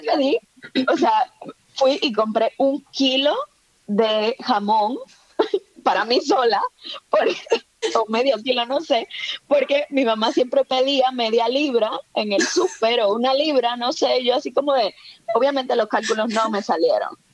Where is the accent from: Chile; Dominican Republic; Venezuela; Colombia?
Dominican Republic; Santo Domingo, Distrito Nacional; moved away as an adult; also born or lived in Mexico; now in Spain; yo nací, crecí en Santo Domingo